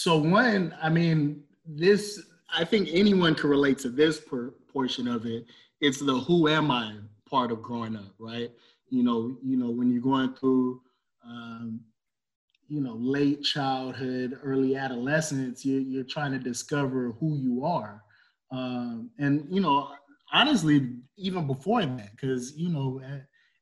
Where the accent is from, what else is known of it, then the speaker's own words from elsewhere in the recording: Los Angeles, California, United States; moved away as an adult; now in Central Valley, California, United States; I grew up in Los Angeles